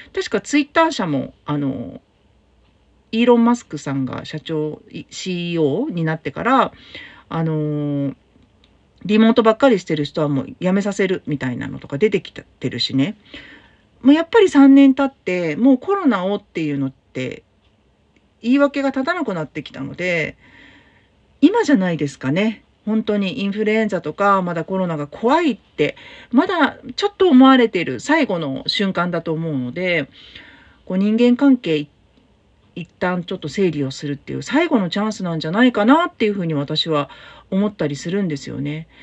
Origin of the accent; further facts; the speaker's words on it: Tokyo, Japan; now in Fukuoka, Japan; 東京の私の実家